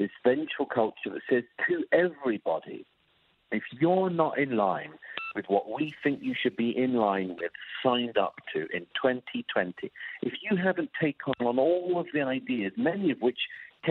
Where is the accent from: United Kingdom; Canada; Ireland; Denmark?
United Kingdom; moved away; my home country, in the UK